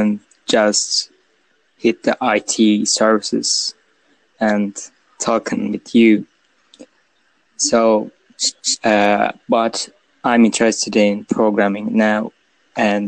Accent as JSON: {"language": "English", "country": "Turkey", "said": "I'm a student from Turkey"}